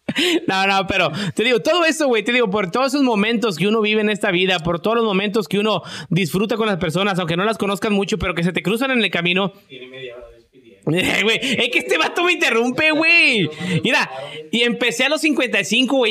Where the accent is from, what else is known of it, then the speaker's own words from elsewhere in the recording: Mexico; moved away; nosotros los mexicanos